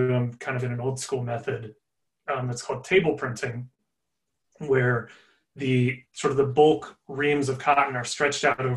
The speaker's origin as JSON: {"language": "English", "region": "Nebraska", "country": "United States", "also_born_or_lived": "Los Angeles", "moved": "yes", "said": "I'm from Nebraska originally"}